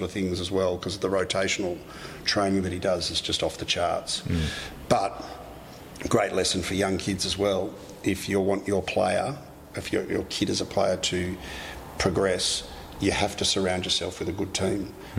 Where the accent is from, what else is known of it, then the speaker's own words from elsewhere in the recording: Australia; And certainly as an Aussie boy, it's not like you're going into a Manchester United.